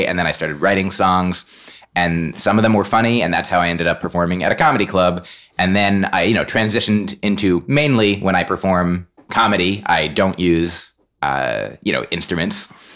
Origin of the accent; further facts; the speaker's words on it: New Jersey, United States; I grew up in New Jersey